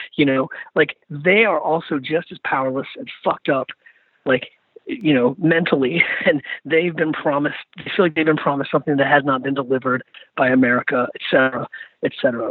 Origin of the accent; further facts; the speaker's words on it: Richmond, Virginia, United States; I think about my hometown, I think about Richmond and the monuments